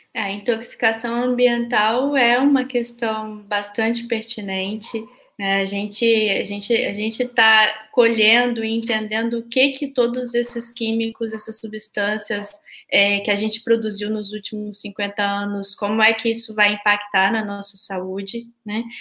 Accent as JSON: {"language": "Portuguese", "town": "Vitória", "region": "Espírito Santo", "country": "Brazil", "tie": "born or raised there", "moved": "yes", "lives_now": "Rio de Janeiro, Brazil", "said": "na minha cidade natal, que é Vitória"}